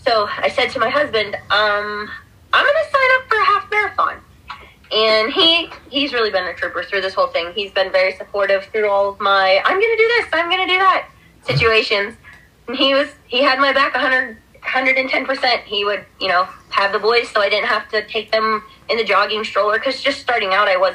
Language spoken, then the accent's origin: English; Sharpsville, Pennsylvania, United States; Growing up in Sharpsville, we would always get pizza at Plaza Pizza